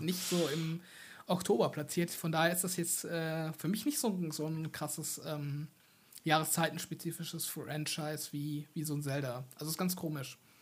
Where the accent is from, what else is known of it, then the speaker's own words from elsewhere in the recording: Germany; ich komme ja aus dem Rheinland und äh, auch eher aus dem ländlichen Bereich